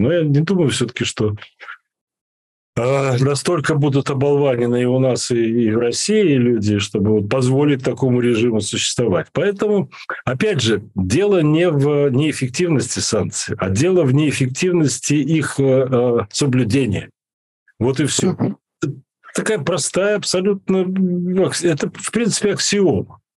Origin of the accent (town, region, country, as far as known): Belarus